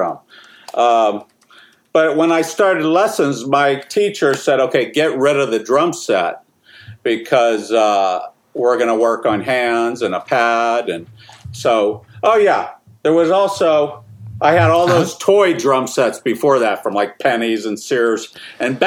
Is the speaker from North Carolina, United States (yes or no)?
no; Sharon, Pennsylvania, United States; born or raised there